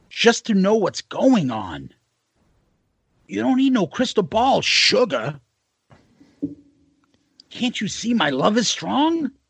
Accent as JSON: {"language": "English", "region": "New York", "country": "United States", "said": "Yeah, I'm from New York too."}